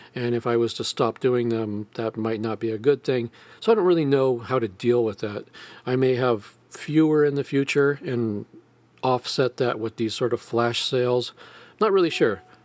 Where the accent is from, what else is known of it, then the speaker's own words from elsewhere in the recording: United States; I'm an American